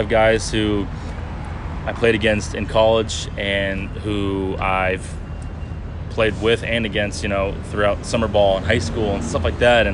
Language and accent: English; Las Vegas, Nevada, United States; moved away as an adult; also born or lived in Arizona; growing up in Las Vegas and, you know, playing in Arizona, I'm used to the heat